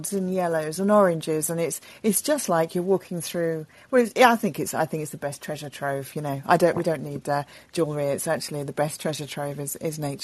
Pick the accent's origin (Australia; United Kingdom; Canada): United Kingdom; London; When I was a kid, I was born in London. I was born in North London, in Highgate, and then we moved to Crouch End.